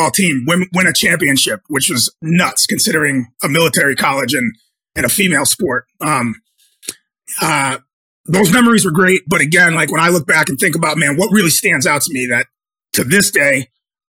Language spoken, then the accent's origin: English; Chicopee, Massachusetts, United States; I'm from Western Massachusetts. I grew up, I played high school football at Chicopee Comprehensive